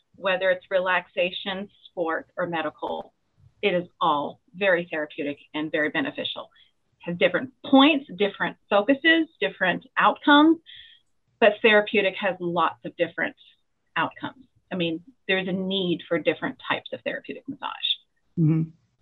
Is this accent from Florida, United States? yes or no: no; California, United States; now in North Carolina, United States; I am from California. I grew up in California. I live in North Carolina